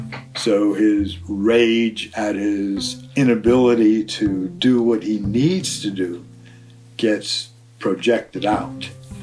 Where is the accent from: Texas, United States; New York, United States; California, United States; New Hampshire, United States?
New York, United States; New York City; I come from the Bronx.